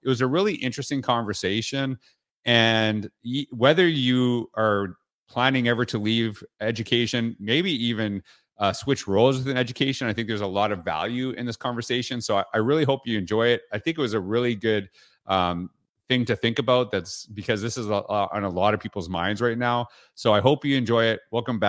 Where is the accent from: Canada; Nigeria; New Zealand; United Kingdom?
Canada; too much American TV for me growing up in Canada